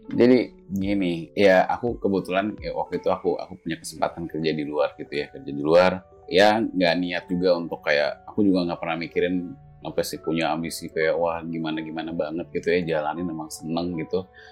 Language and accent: Indonesian; Indonesia; moved away as an adult; aku kan yang gede sampai SMA kan di sini